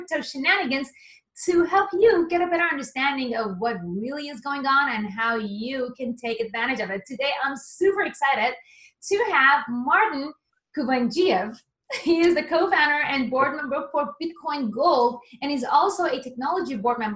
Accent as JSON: {"language": "English", "country": "Iran", "also_born_or_lived": "Japan", "moved": "as an adult", "said": "I'm Persian, I'm from Iran."}